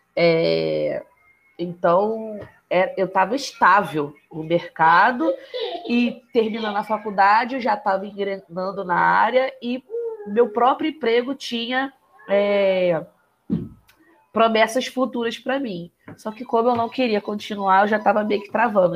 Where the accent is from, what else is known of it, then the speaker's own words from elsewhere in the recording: Rio de Janeiro, Brazil; also born or lived in Complexo da Maré, Rio de Janeiro / Penha, Rio de Janeiro; Saí de São Cristóvão, casa de papai e mamãe, fui morar lá no Complexo da Maré.